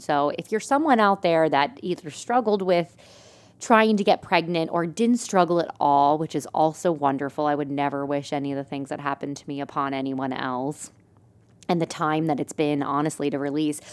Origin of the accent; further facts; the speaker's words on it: Lebanon, Pennsylvania, United States; now in Lancaster, United States; my hometown, like Lebanon's a little bit of a smaller area, and that's where like some of my family's from